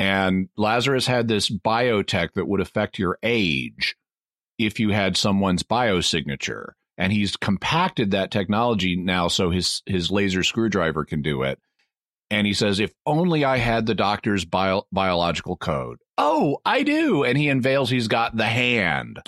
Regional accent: the South, Southern United States, United States; speaking as a Southerner

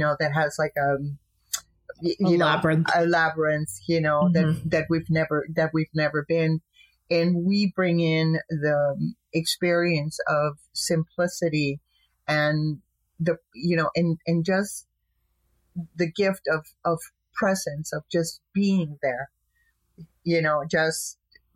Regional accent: Tijuana, Baja California, Mexico; moved away; my hometown of Tijuana, Mexico

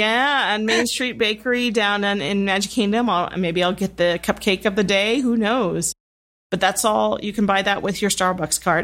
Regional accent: Midwest, United States; I grew up with in the Midwest.

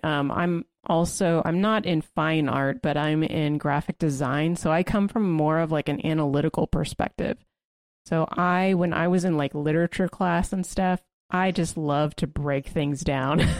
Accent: United States; as an American

